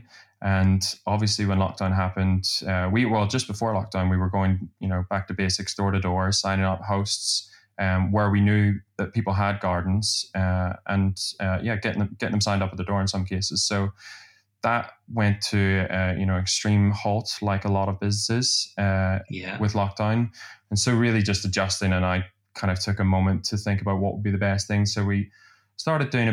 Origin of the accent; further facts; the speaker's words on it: Belfast, Northern Ireland, United Kingdom; also born or lived in Glasgow; now in London, United Kingdom; in Belfast where I'm from